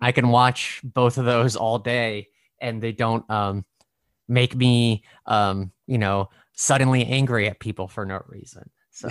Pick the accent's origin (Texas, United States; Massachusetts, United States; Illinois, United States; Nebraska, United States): Nebraska, United States; born or raised there; also born or lived in Brooklyn, New York; now in New York City, United States